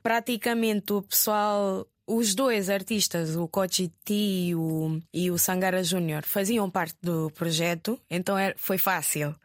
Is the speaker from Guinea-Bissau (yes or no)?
yes; Guinea-Bissau; moved away as an adult; also born or lived in Fajara, Gambia; now in Lisbon, Portugal